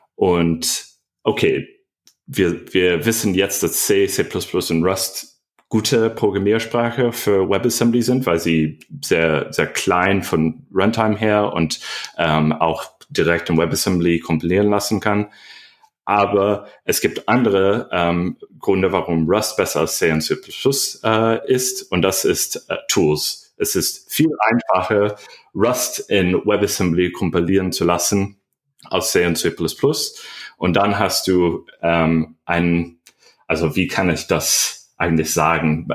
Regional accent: United States; German is a second language; moved away as an adult; now in Berlin, Germany; ich komme ursprünglich aus Amerika.

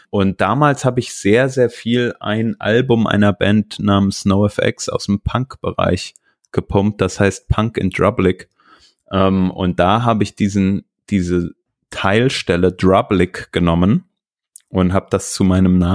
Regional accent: Cologne, North Rhine-Westphalia, Germany; Als Kölner neigt man ja auch dazu, so einen kleinen Lokalpatriotismus zu entwickeln.

